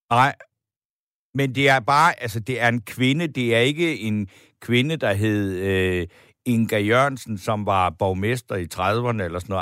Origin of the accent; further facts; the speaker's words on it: Funen, Southern Denmark, Denmark; now in Copenhagen, Denmark; Jeg er fra Fyn. Jeg er født ude på landet